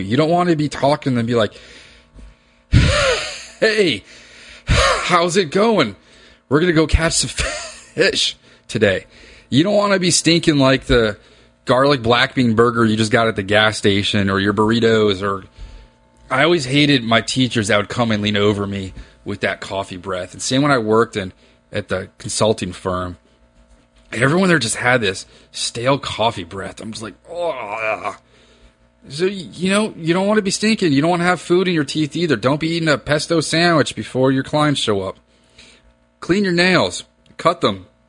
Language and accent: English; Reston, Virginia, United States; I grew up in Reston, Virginia